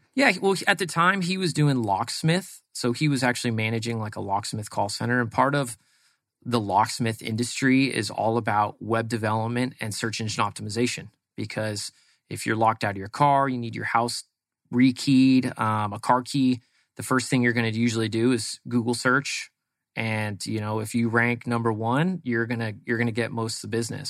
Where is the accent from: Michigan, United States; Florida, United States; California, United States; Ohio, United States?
California, United States; East Bay, San Francisco Bay Area; moved away as an adult; now in Arizona, United States; Grew up in the East Bay of San Francisco, which is out kind of uh, like Livermore, Dublin area